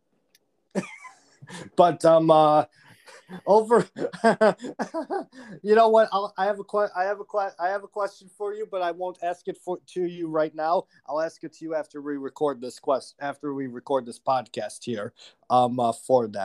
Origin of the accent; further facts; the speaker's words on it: Buffalo, New York, United States; I come from Buffalo. I come from the area